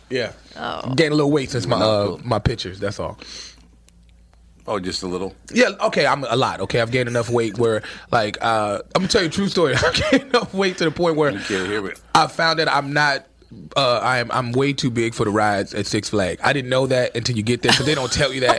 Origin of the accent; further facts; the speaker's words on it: Chicago, Illinois, United States; also born or lived in New York; And I'm from Chicago